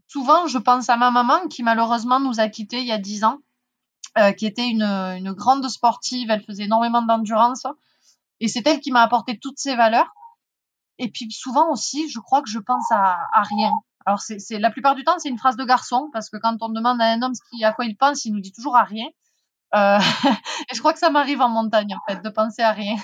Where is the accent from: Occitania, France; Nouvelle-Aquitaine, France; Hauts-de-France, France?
Occitania, France; Font-Romeu; J'ai grandi à Font-Romeu